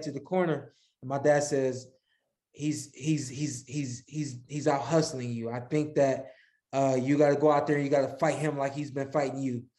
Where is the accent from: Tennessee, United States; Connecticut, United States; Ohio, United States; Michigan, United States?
Ohio, United States; Cleveland; also born or lived in Akron, Ohio; I spent a lot of my childhood in Northeast Ohio, in the suburbs of Cleveland, in the suburbs of Akron